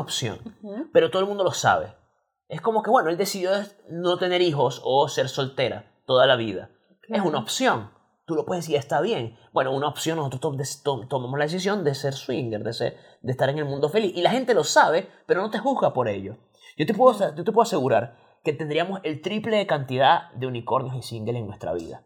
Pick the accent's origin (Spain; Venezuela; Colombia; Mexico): Venezuela; now in Chile; nosotros somos venezolanos